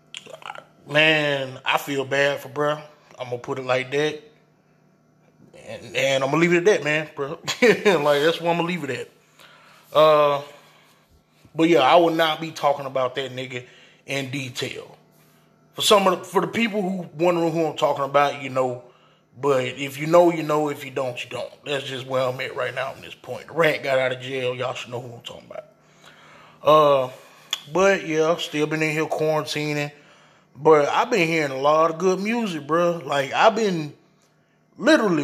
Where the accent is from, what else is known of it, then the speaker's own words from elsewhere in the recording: Phenix City, Alabama, United States; I'm from the South. I'm from a little bumfuck ass little, you know, area in Phoenix City